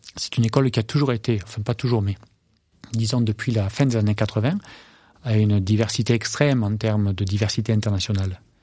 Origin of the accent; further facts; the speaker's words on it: France; moved away as an adult; also born or lived in Minneapolis / London / Wisconsin; je rentre en France, euh, pour être agriculteur